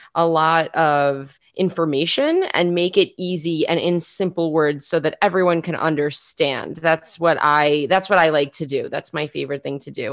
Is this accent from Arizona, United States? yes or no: no; New York City, New York, United States; moved away as an adult; now in Israel; I am from South Queens, New York City. Uh, I've been living in Israel for somewhere between two and three years